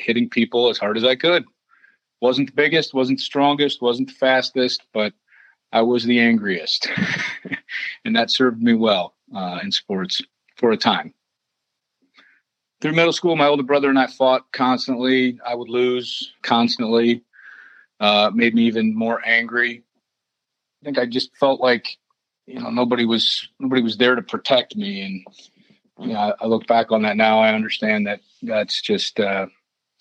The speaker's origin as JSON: {"language": "English", "town": "Cleveland", "region": "Ohio", "country": "United States", "tie": "born or raised there", "also_born_or_lived": "Columbus, Ohio / Tampa, Florida", "moved": "as an adult", "said": "I grew up in Cleveland, Ohio, suburbs."}